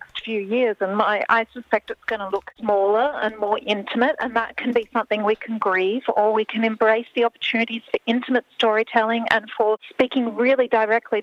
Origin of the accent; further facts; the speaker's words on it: Australia; we have lost as Australian artists